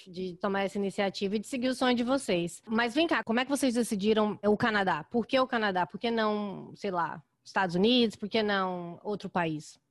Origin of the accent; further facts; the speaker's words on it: Goiânia, Goiás, Brazil; now in Chicago, United States; eu sou de Goiânia também.